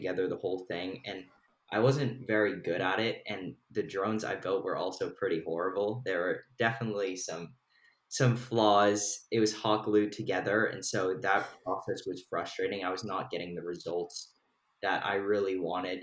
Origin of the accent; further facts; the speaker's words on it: Bay Area, California, United States; also born or lived in London; I am from the Bay Area